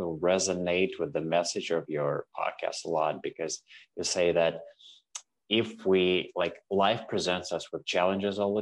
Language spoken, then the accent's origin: English; Russia; moved away as an adult; now in Canada; I'm originally from Russia